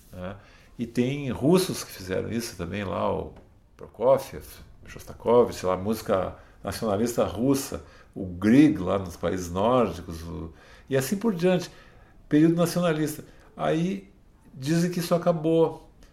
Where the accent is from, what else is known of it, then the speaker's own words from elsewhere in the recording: Brazil; eu como músico, como brasileiro